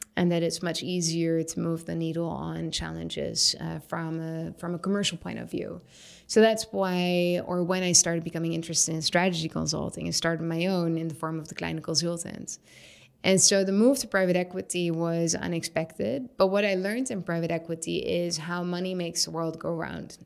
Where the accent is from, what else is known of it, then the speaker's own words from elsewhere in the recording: Syria; moved away; I was building houses when I was a kid growing up in Syria with rocks and mud and sticks and stones